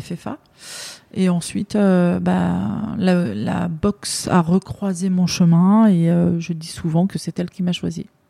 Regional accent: Aubervilliers, Île-de-France, France; also born or lived in Saint-Denis / Pierrefitte / Paris; je suis née à Saint-Denis et j'ai grandi en partie à Pierrefitte. Ensuite, à l'âge de 5 ans, on, on a déménagé à Aubervilliers où j'ai fait une grande partie de, de ma jeunesse euh, jusque l'âge de 18 ans

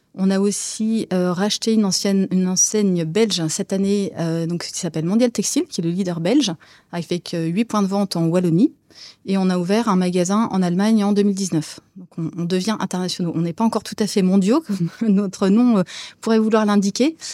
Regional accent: Brie, Île-de-France, France; also born or lived in Saint-Cloud, Hauts-de-Seine / Barcelona, Spain; now in Rhône-Alpes, France; J'ai grandi dans les champs de colza et de betteraves, voilà, dans la Brie

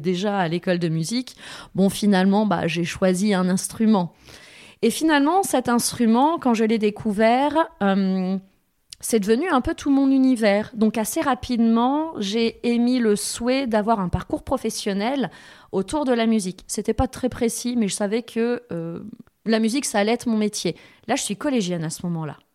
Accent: Thiviers, Nouvelle-Aquitaine, France; j'ai grandi à Tivier, maternelle, primaire, collège

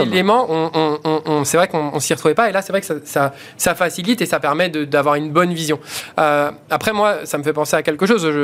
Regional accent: Vitry-sur-Seine, Île-de-France, France; j'ai grandi à Vitry-sur-Seine, donc euh, quelque part, les quartiers, euh, j'ai grandi dedans.

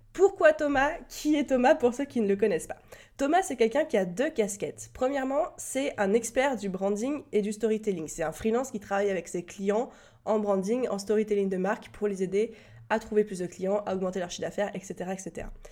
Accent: France; accent: French; mon magnifique accent français

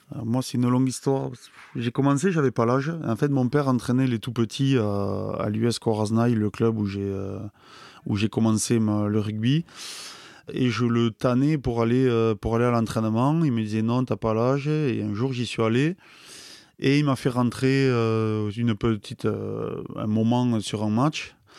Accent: Pau, Nouvelle-Aquitaine, France; also born or lived in Nay / Biarritz; j'ai grandi à Pau. Au début, on habitait à Pau, et puis après, mon père jouait au rugby à Naï

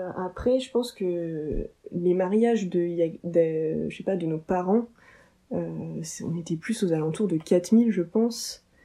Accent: Oise, Picardy, Hauts-de-France, France; on est de l'Oise, en Picardie.

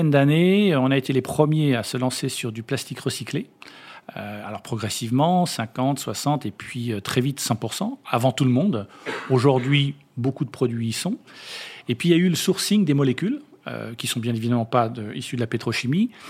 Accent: France; et puis nous-mêmes, en tant que Français, on a nos propositions

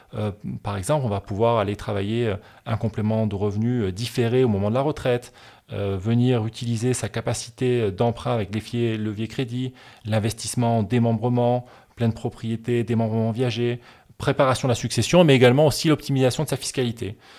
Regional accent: France; moved away as an adult; now in Barcelona, Spain; originaire du sud de la France et où j'ai grandi dans les Pyrénées

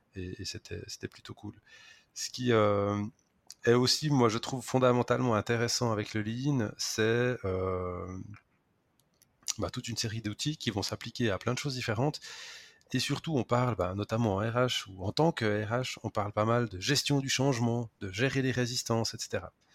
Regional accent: Switzerland; accent: Swiss; je travaille en Suisse

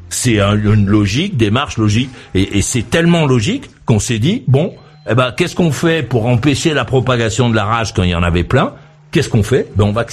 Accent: Madagascar; Moi, je viens euh, de Madagascar où je suis resté assez longtemps.

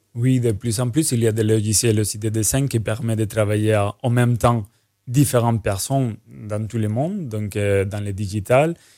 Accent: Spain; now in Martinique; je suis espagnol

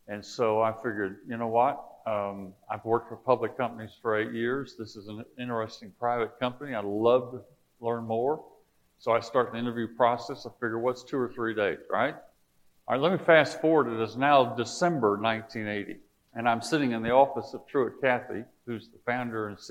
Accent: South Alabama, United States; moved away; I grew up in South Alabama

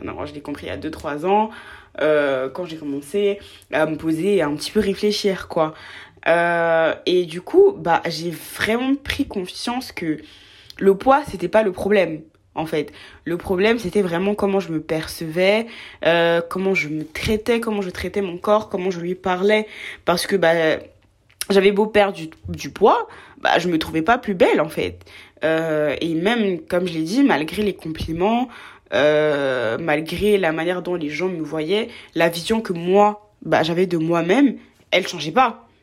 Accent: Côte d’Ivoire; j'ai grandi en Côte d'Ivoire, je viens de Côte d'Ivoire

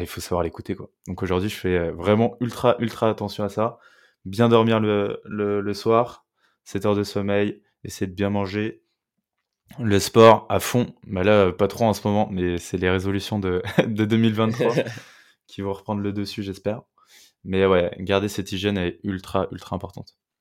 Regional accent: Meudon, Île-de-France, France; also born or lived in Sèvres; Je viens de Meudon, tu vois, une petite banlieue parisienne

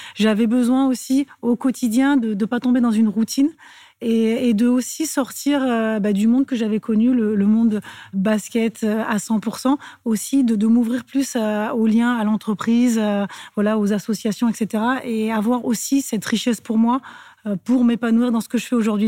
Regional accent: Clermont-Ferrand, Auvergne-Rhône-Alpes, France; moved away; also born or lived in Lyon; je suis de Clermont

